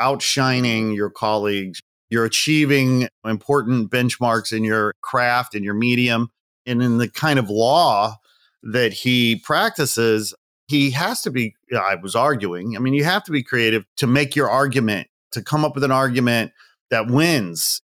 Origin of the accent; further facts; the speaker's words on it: Midwest, United States; moved away as an adult; also born or lived in California; now in Los Angeles, United States; Midwest boy, really. I'm proud Midwesterner